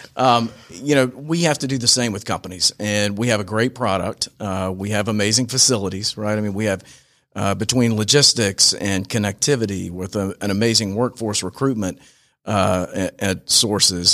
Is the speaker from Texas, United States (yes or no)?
no; Franklin Springs, Georgia, United States; Franklin Springs, Georgia. It's about seven hundred and fifty people in Franklin